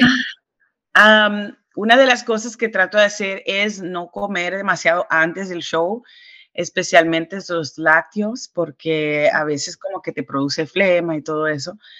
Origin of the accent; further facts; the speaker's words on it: New York, United States; Soy caribeña, entonces, aunque me crié y nací acá en Nueva York